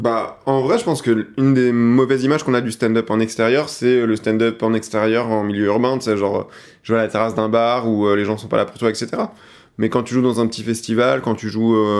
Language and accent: French; Seine-et-Marne, Île-de-France, France; je suis de Seine-et-Marne